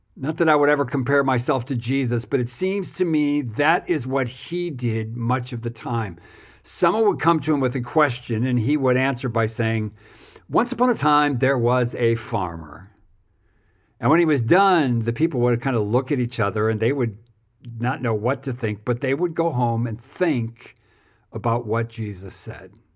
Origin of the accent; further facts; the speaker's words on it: United States; moved away as an adult; now in South Africa; I'm an American pastor who has spent the last almost thirty years in South Africa.